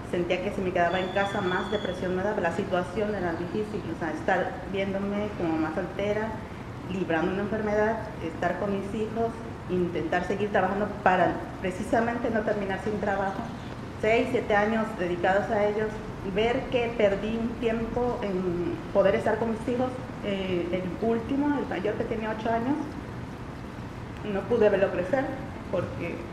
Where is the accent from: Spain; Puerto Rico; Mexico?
Mexico; Veracruz; Soy de Veracruz, Veracruz. Vivo en la colonia Iván Gómez Gómez mm, con mis dos hijos en un cuartito que yo rento para ellos y para mí.